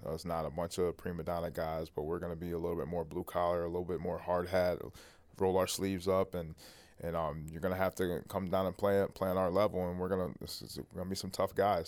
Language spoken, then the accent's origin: English; Toledo, Ohio, United States; growing up in Toledo, Ohio